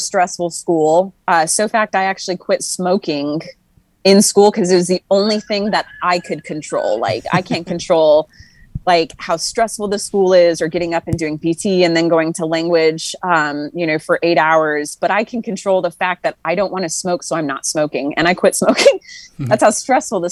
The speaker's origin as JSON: {"language": "English", "town": "Tularosa", "region": "New Mexico", "country": "United States", "tie": "born or raised there", "moved": "as an adult", "said": "I am from a really small town called Tularosa, New Mexico."}